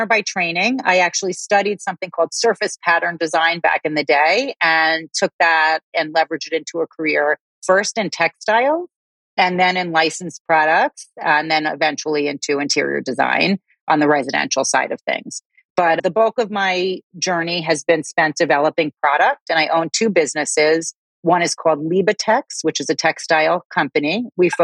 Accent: New York City, New York, United States; accent: New York; I'm outside of Manhattan. So I'm a New Yorker. You'll hear it in my accent once I start talking

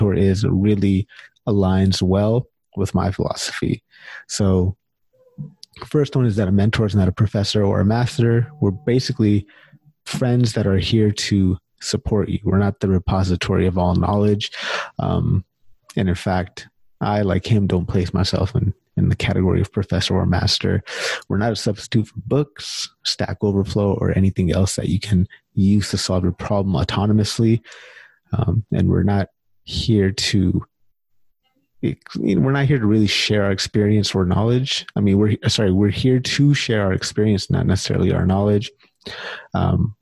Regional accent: California, United States; now in Canada; I'm originally from California

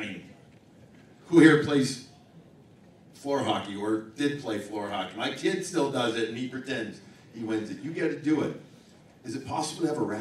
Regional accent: Chicago, Illinois, United States; I'm from Chicago. I grew up a Bruins fan because my family's from Boston, or half my family.

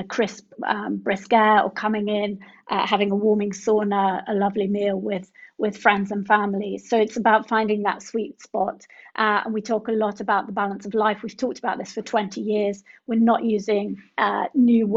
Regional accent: Sussex, South East England, United Kingdom; moved away as an adult; also born or lived in London / Paris; now in Cornwall, United Kingdom; I grew up in Sussex in the countryside

